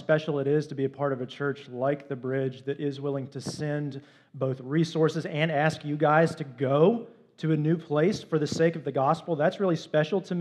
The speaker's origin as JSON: {"language": "English", "town": "Greensboro", "region": "North Carolina", "country": "United States", "said": "we're from Greensboro"}